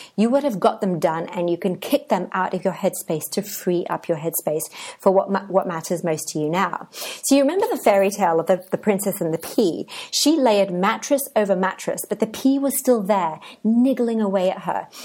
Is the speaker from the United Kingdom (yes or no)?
yes; England, United Kingdom; moved away as an adult; also born or lived in Cadiz, Spain; now in Oaxaca, Mexico